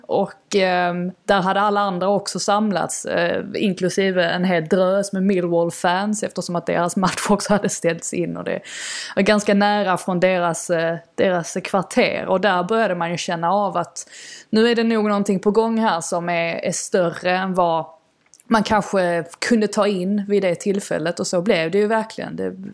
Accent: Sweden; moved away as an adult; now in London, United Kingdom; min familj och mina vänner som är, är hemma i Sverige

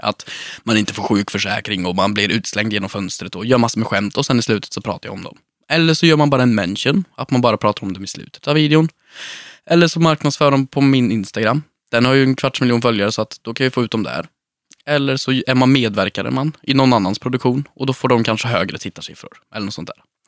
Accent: Sunne, Värmland, Sweden; Jag växte upp i Sunne, i en röd villa med vita knutar

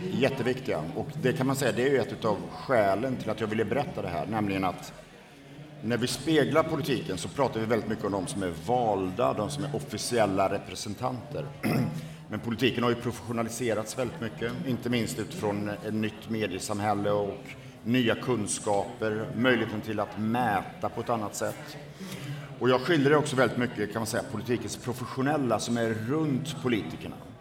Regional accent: Borås, Västra Götaland, Sweden; min bakgrund är att jag är född och uppvuxen i Borås

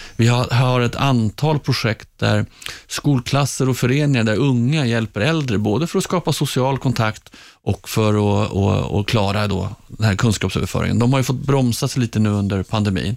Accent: Stockholm, Stockholm County, Sweden; Jag är uppvuxen i Hagsätra längst ut på linje 19 i Stockholms södra förorter.

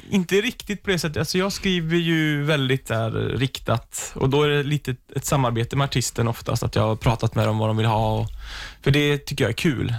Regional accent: Sweden; som svensk

